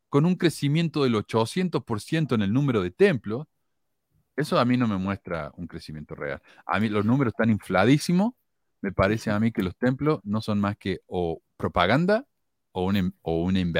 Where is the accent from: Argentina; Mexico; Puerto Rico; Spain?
Argentina; moved away; Eh, cuando yo me fui de Argentina, habían 298 mil miembros.